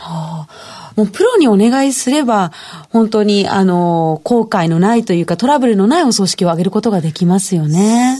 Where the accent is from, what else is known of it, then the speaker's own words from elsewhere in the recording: Aichi, Japan; 愛知県出身